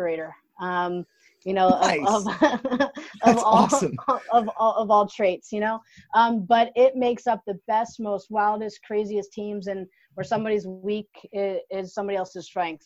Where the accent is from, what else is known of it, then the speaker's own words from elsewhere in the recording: Luzerne County, Pennsylvania, United States; I'm originally from Luzerne County in Pennsylvania